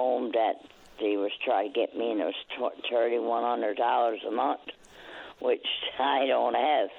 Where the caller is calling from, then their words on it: Hampton, Newfoundland and Labrador, Canada; I'm calling from Hampton, Newfoundland.